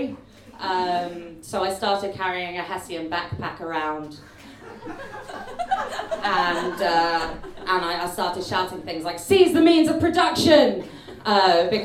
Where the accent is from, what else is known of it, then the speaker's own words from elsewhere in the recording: Exeter, South West England, United Kingdom; I'm from Exeter, and I'm in Bristol today